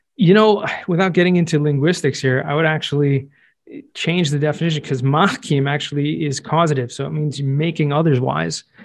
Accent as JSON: {"language": "English", "region": "Southern California", "country": "United States", "tie": "born or raised there", "also_born_or_lived": "Jerusalem, Israel / New York", "moved": "as an adult", "said": "I grew up in Southern California"}